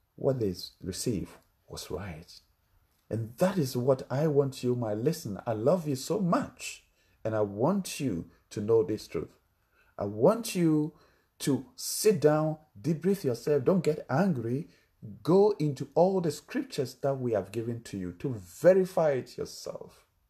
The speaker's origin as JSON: {"language": "English", "country": "Ghana", "second_language": "English", "said": "my country, Ghana, we have different languages"}